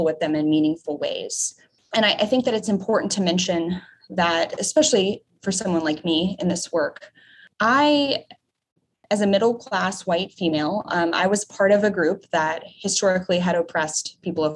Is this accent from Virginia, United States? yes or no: yes; Charlottesville, Virginia, United States; also born or lived in Chapel Hill, North Carolina; I grew up in Charlottesville, Virginia